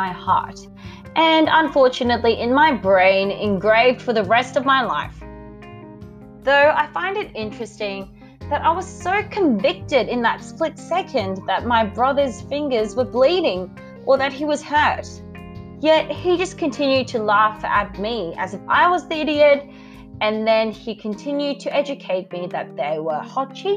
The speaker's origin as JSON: {"language": "English", "country": "Australia", "said": "I'm from Australia"}